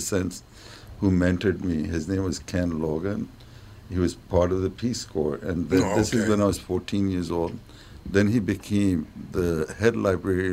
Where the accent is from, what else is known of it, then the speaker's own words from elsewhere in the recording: New Delhi, Delhi, India; moved away as an adult; now in Minnesota, United States; I'm from New Delhi